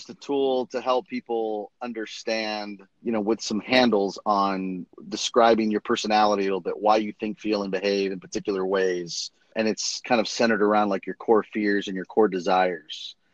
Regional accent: Miami, Florida, United States; born or raised there; also born or lived in London

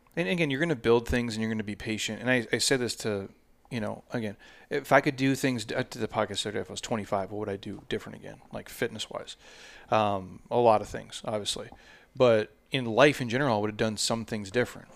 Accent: Midwest, United States; moved away; I'm from the Midwest

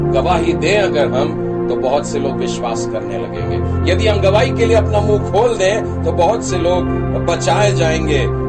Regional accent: Nagpur, Maharashtra, India; हमारे शहर में भी बड़े बड़े मेगा कॉन्फ्रेंसेस होते हैं नागपुर शहर में कस्तूरचंद पार्क है

